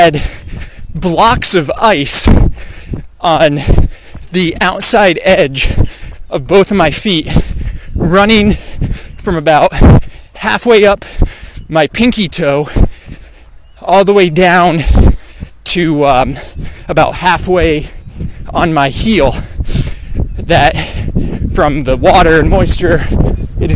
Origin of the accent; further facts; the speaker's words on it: Stowe, Vermont, United States; I grew up in Vermont playing hockey at a rink